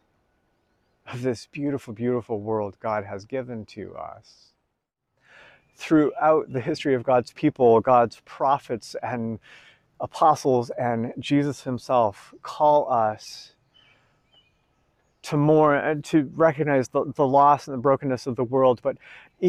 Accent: United States; I'm an American

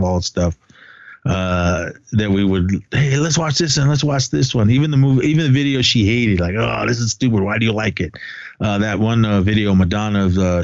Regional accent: Oakland, California, United States; We grew up together in Oakland, skated together in Oakland

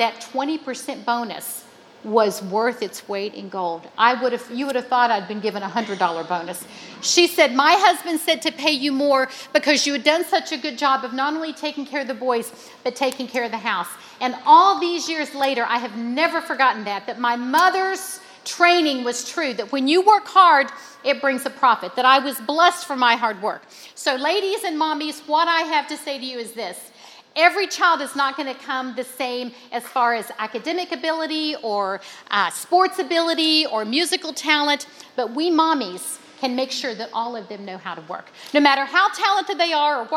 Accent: West Virginia, United States; my hometown in West Virginia

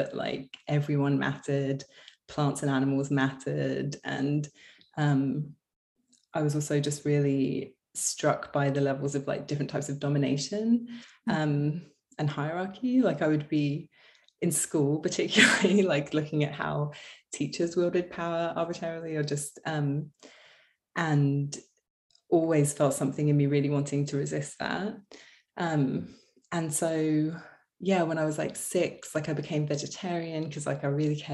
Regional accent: Canterbury, South East England, United Kingdom; moved away as an adult; now in Los Angeles, United States; I'm from England

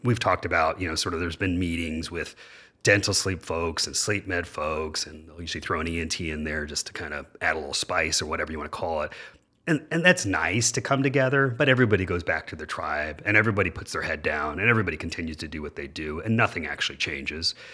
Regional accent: Dayton, Ohio, United States; I was born and raised in Dayton, Ohio

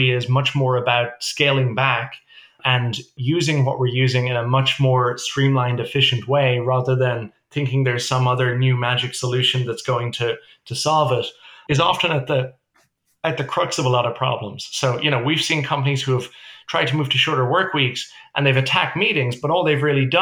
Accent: Ireland; also born or lived in New York City, United States; now in Toronto, Canada; we're obviously originally from Ireland

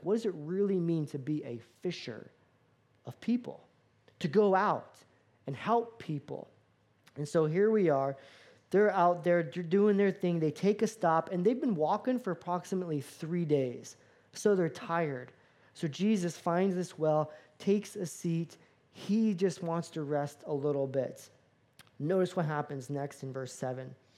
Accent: Florida, United States; moved away; I grew up in Florida

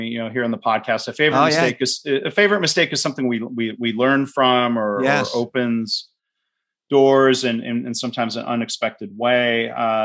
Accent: Detroit, Michigan, United States; I grew up around Detroit

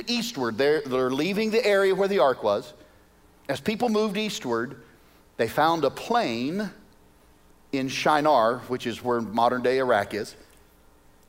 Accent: Arkansas, United States; now in Wichita, United States; I'm originally from Arkansas

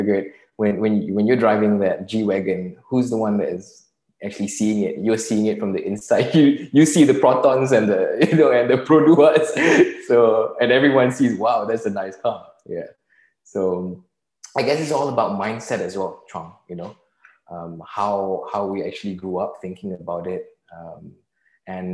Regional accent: Singapore; I'm Singaporean. So, you know, and growing up in Singapore

